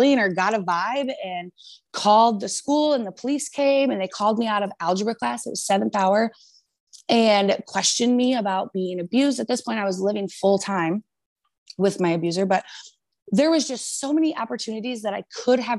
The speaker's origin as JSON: {"language": "English", "town": "Rockford", "region": "Illinois", "country": "United States", "tie": "born or raised there", "said": "I grew up in Rockford, Illinois with my grandparents"}